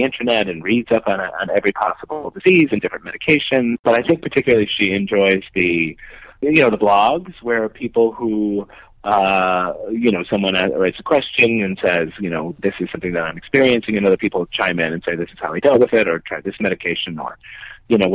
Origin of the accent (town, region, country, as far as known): Connecticut, United States; born or raised there; now in New York, United States